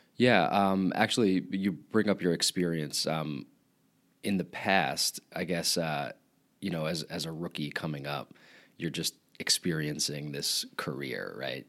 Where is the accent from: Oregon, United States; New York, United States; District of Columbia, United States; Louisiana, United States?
New York, United States; Long Island; accent: Long Island; I am from Long Island